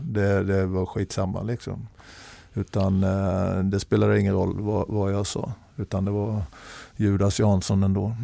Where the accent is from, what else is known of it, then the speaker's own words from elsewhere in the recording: Småland, Sweden; moved away; also born or lived in Norway; jag var en tjurig smålänning